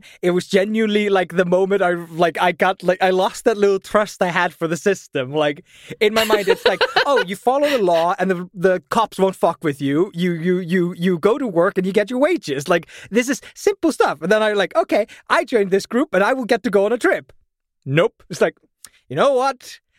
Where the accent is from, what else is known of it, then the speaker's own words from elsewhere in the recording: Vestmannaeyjar, Southern Region, Iceland; So I come from Vestmannaeyjar, and when I was growing up, my town was still quite poor.